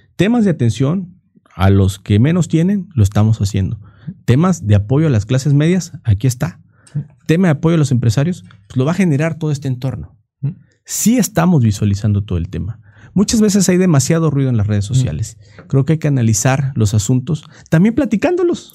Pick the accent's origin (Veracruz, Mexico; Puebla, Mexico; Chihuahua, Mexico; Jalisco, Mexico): Veracruz, Mexico; Minatitlán; ahí donde yo soy, soy de Minatitlán, Veracruz